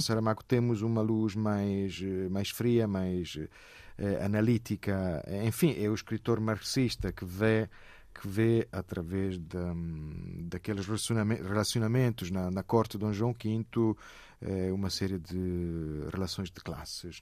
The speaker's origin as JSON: {"language": "Portuguese", "town": "Lecce", "region": "Apulia", "country": "Italy", "second_language": "Portuguese", "moved": "as an adult", "lives_now": "Portugal", "said": "eu sou de Lecce"}